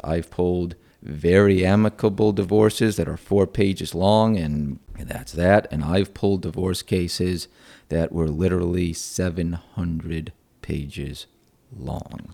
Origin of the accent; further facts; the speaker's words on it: Rochester, New York, United States; moved away; I'm actually from upstate New York. I'm from Rochester.